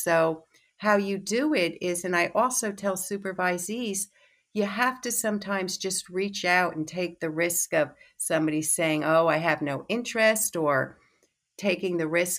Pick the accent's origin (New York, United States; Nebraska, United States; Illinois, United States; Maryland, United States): New York, United States; New York City; I'm from New York City. I just moved to the island.